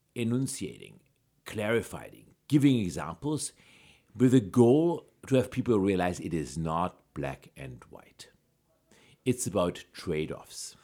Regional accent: Germany; moved away; I grew up in Germany

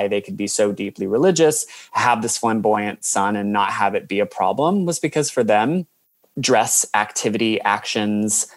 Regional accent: United States; moved away as an adult; now in Australia; I'm from America

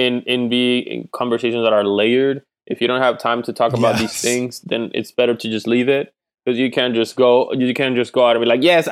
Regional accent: Puerto Rico; I grew up in Puerto Rico

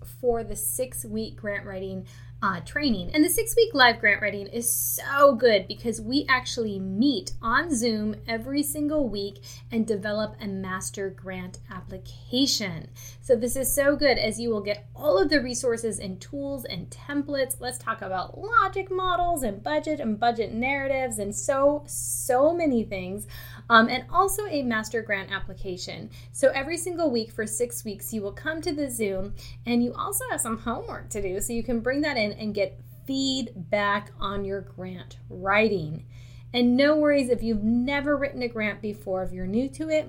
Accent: Michigan, United States; moved away; I'm actually originally from Michigan

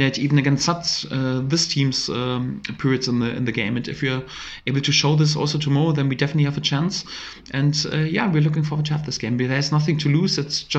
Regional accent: Germany; English is a second language; moved away as an adult; now in Norwich, United Kingdom; I'm from Germany

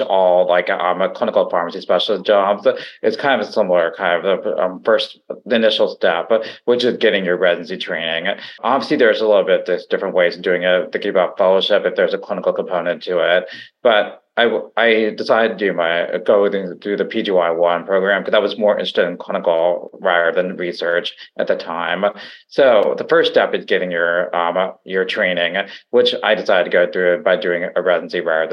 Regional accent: West Virginia, United States; moved away as an adult; also born or lived in Pittsburgh, Pennsylvania / Maryland; So I am originally from West Virginia

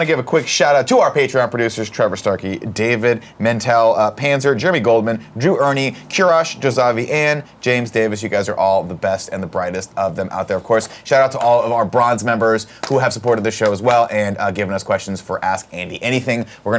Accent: Mexico; Up in, yeah, growing up in Mexico, I saw a bunch of foreign films. The Godfather, Jaws.

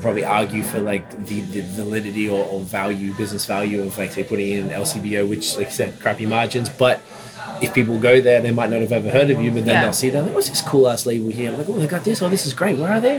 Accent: Melbourne, Victoria, Australia; moved away as an adult; now in Canada; I'm from Melbourne

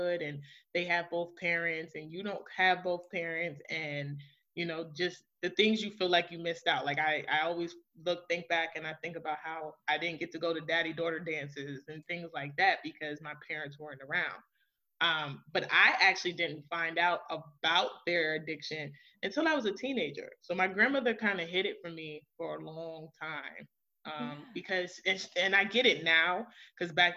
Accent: New York City, New York, United States; I am originally from Queens, New York. Born and raised by my maternal grandmother

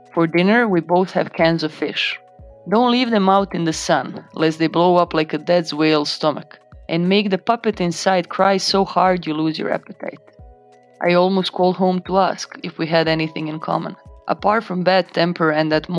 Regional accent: Croatia; English is a second language; moved away as an adult; now in United Kingdom; growing up in Balkans

